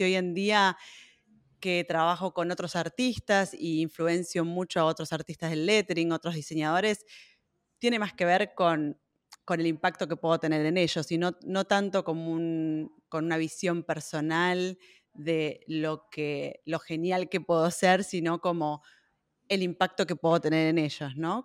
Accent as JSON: {"language": "Spanish", "region": "Buenos Aires", "country": "Argentina", "tie": "born or raised there", "moved": "as an adult", "lives_now": "Berlin, Germany", "said": "nací en Buenos Aires, pero vivo en Berlín hace más de 12 años"}